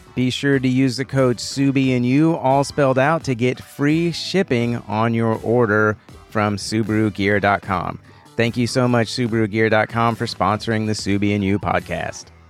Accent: Houston, Texas, United States; I am from Houston, born and raised here

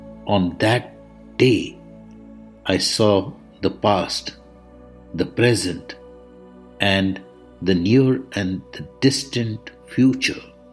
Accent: India; I am the Indian monk.

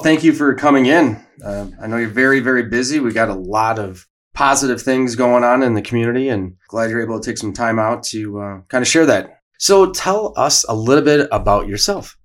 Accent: Watertown, Wisconsin, United States; hometown product as well

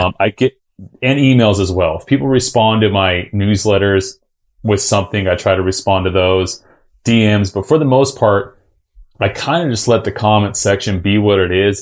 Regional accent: Utah, United States; also born or lived in El Cajon, California; I grew up in Utah my whole life.

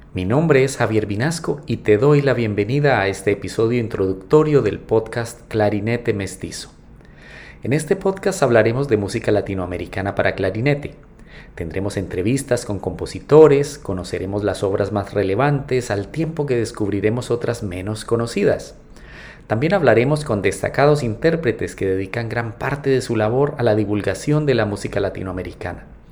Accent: Colombia; Yo soy clarinetista colombiano

